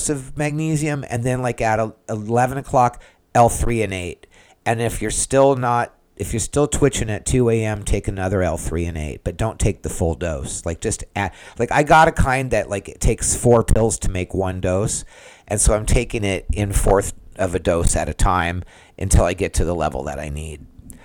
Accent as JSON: {"language": "English", "town": "San Diego", "region": "California", "country": "United States", "moved": "yes", "lives_now": "Central Florida, United States", "said": "I'm from San Diego originally"}